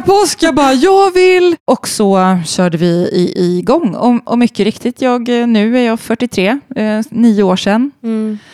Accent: Sweden; moved away; alla mina vänner hemma i Sverige

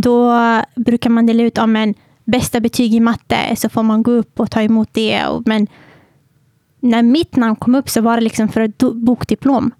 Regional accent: Södertälje, Stockholm County, Sweden; född och uppvuxen i Södertälje

